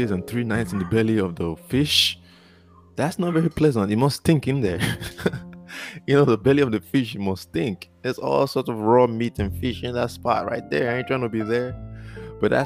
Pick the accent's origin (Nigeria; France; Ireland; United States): Nigeria; moved away; I'm from Nigeria